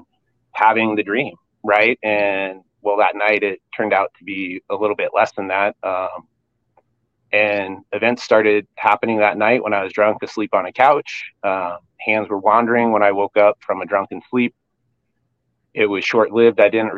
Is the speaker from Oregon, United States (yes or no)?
yes; Eugene, Oregon, United States; Originally I'm born and raised in Eugene